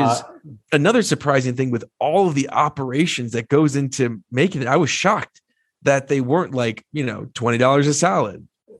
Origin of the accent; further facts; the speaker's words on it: New Jersey, United States; I'm from Jersey